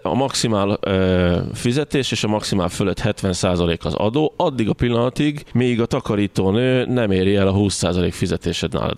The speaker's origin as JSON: {"language": "Hungarian", "country": "Hungary", "said": "magyarként hogyan élünk egymással"}